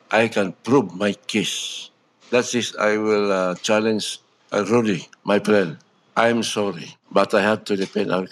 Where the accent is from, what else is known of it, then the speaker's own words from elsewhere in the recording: Philippines; I'm a Filipino.